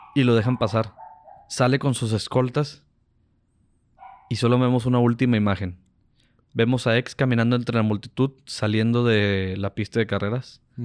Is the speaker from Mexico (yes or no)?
yes; Mexico; nosotros somos mexicanos